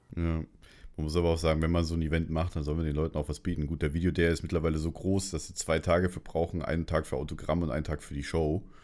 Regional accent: Munich, Bavaria, Germany; ich komme aus München

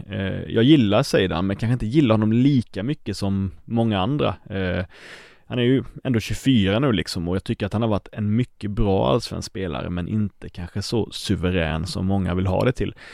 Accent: Karlskrona, Blekinge, Sweden; Karlskrona, min hemstad

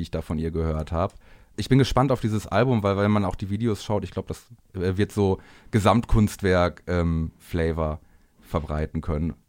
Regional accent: Bielefeld, North Rhine-Westphalia, Germany; aus dem Raum Bielefeld, wo ich herkomme

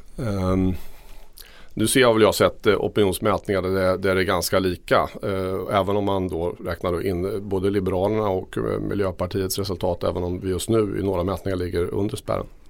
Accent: Örebro, Örebro County, Sweden; min hemstad Örebro

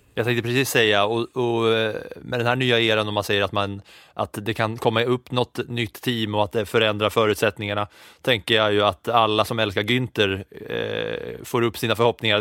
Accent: Katrineholm, Södermanland, Sweden; jag är ju liksom uppväxt på 90-talet där tvn alltid stod på och det enda man kunde se på helgen om man hade ettan, tvåan, fyran och inget mer så var det ju F1 eh, som stod på under, under helgerna i Katrineholm för mig

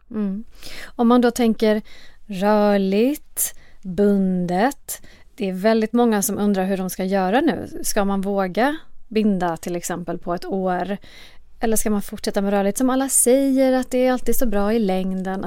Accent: Sweden; vi som svenskar

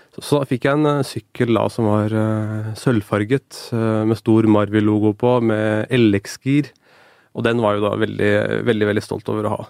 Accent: Norway; jeg ble bedt om å bære det norske flagget for, for hele skolen min, både som avgangselev ved ungdomsskolen

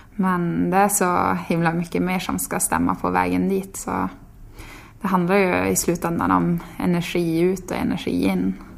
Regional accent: Tärendö, Norrbotten County, Sweden; born or raised there; now in Sundsvall, Sweden

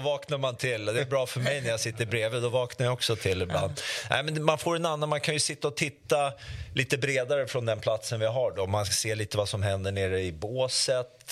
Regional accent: Sweden; jag är ju faktiskt från Sverige

